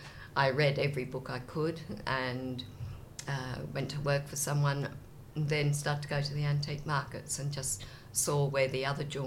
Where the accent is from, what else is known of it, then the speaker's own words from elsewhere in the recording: Australia; also born or lived in England; came back to Australia in 1986